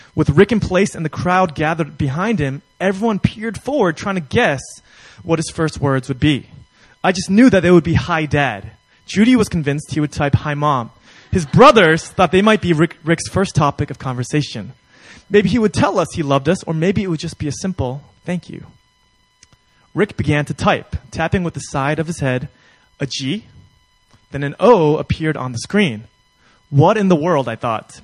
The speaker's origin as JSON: {"language": "English", "region": "New York", "country": "United States", "said": "I'm from New York"}